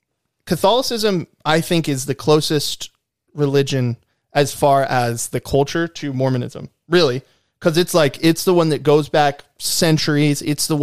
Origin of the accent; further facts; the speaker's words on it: California, United States; I came from California, and I grew up in the church.